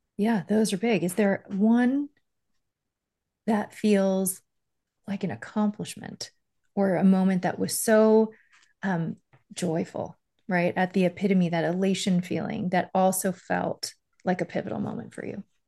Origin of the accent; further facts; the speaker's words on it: Miami, Florida, United States; also born or lived in Stony Brook, New York; I was born in Stony Brook, lived there till I was five, and then we moved to Miami.